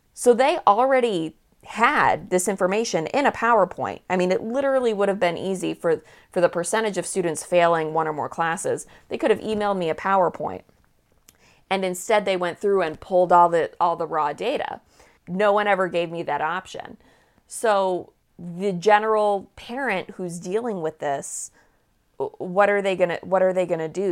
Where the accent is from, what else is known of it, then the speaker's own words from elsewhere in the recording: Manchester, New Hampshire, United States; growing up in Manchester, New Hampshire